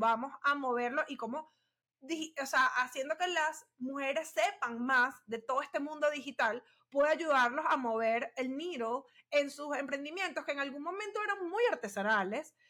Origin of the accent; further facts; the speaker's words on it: Venezuela; somos venezolanas